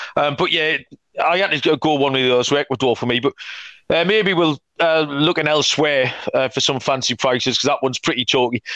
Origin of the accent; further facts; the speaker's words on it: England, United Kingdom; we're both English